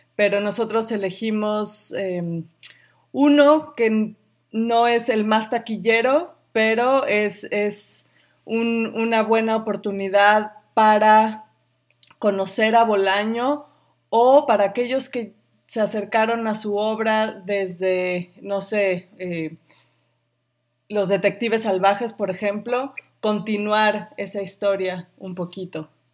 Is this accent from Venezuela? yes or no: no; Sonora, Mexico; now in Chicago, United States; yo crecí en Sonora